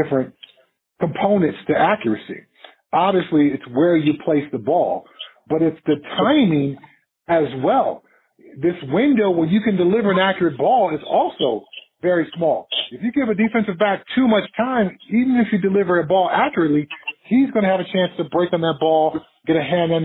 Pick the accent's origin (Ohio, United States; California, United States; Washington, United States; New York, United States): California, United States; Pasadena; moved away as an adult; also born or lived in Colorado; I grew up in Southern California